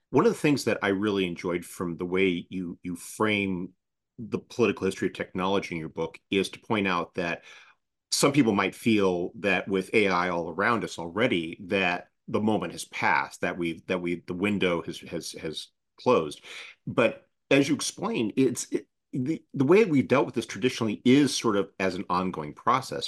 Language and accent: English; United States; as an American